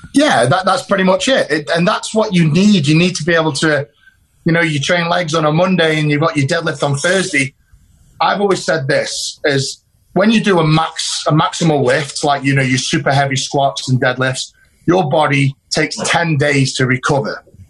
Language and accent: English; United Kingdom; it was done in my home country